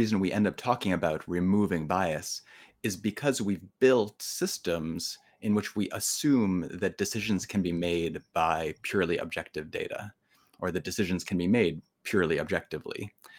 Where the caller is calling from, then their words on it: New York, United States; I'm joining you from Colgate University, which is just about to begin classes here in upstate New York.